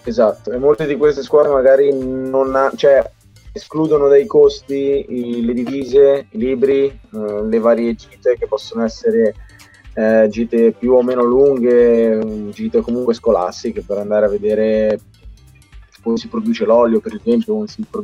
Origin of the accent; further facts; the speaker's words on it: Italy; noi abbiamo una fortuna allucinante essere nati e cresciuti in Italia perché noi siamo cresciuti in quell'80-20